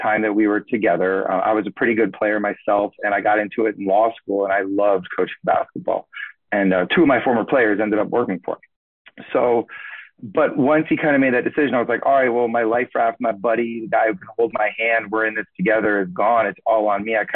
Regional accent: South Florida, United States; I'm born and raised in South Florida, So I've been here pretty much all my life

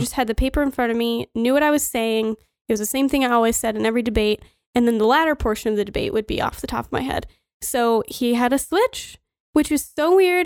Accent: Rosebud, Montana, United States; also born or lived in Miles City, Montana / New York; we came back to Rosebud again, following my grandparents

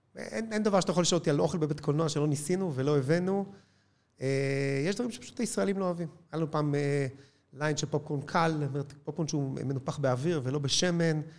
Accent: Israel; בבסיס אנחנו ישראלים

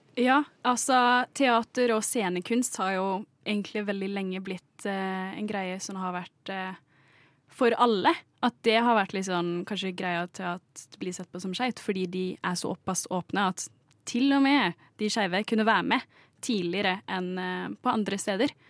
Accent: Kristiansand, Agder, Norway; Nå er jeg fra Kristiansand

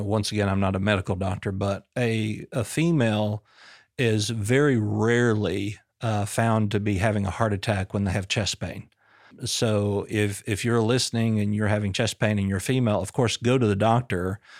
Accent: Booneville, Arkansas, United States; We grew up in Boonville, small town America, about 2.5 hours from here.

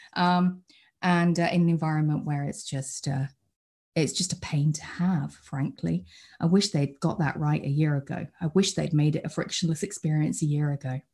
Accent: United Kingdom; accent: British; you might be able to tell by the accent that I'm British. I, uh, I live over in the U K

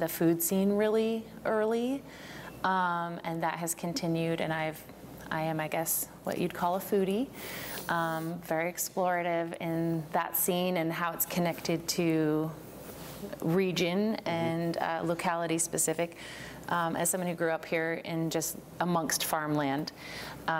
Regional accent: Albany, Oregon, United States; also born or lived in Portland, Oregon; I grew up in Albany, so Linn County, which is the grass seed capital of the world

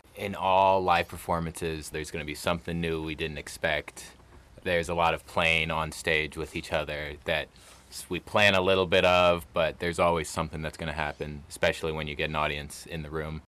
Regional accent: St. Louis, Missouri, United States; I'm from Saint Louis, Missouri

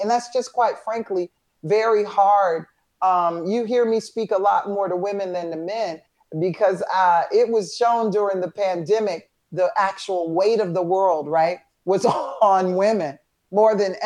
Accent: Atlanta, Georgia, United States; a wonderful experience growing up in Atlanta

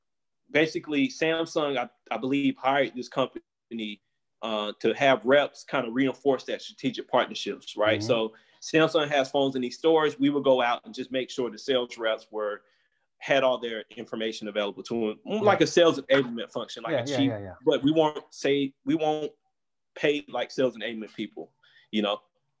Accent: East Coast, United States; You know, I'm from the East Coast. That's what we do out there.

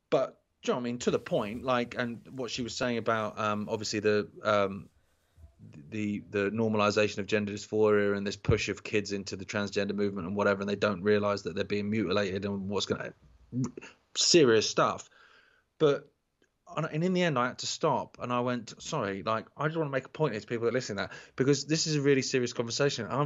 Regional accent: United Kingdom; because obviously we're British and we're just dead polite, we don't realise it.

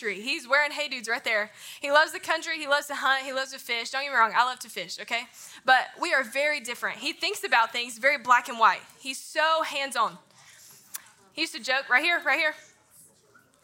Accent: North Carolina, United States; now in Memphis, United States; people talk about my accent all the time. I'm from North Carolina. I'm from a small town

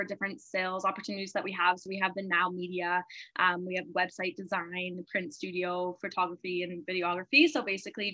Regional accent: Kamloops, British Columbia, Canada; Yeah, I'm born and raised in Kamloops. I've been here forever

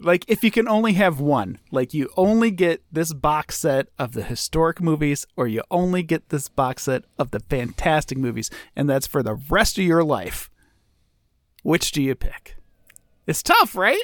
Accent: United States; as an American

